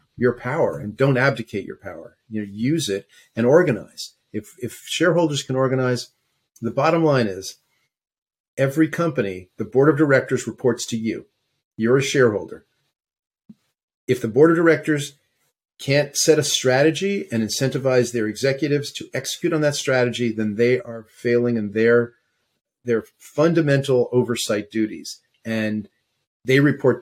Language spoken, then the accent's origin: English; New York, United States; moved away as an adult; now in West Coast, United States; I was born in New York and went to NYU and lived there forever until I moved out to the West Coast. So, yeah, that's home